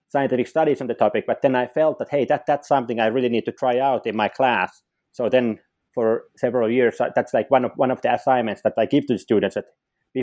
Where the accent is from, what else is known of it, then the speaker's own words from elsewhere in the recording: Finland; also born or lived in Sweden / Rochester, New York, United States / Helsinki, Finland; I'm from Finland. So I've been living like basically most of my life within Finland